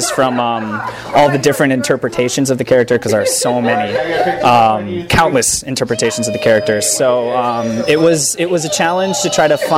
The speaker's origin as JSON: {"language": "English", "town": "Oxford", "region": "Michigan", "country": "United States", "moved": "as an adult", "lives_now": "Southern California, United States", "said": "I'm originally from Oxford, Michigan. It's a small farm town in the Midwest"}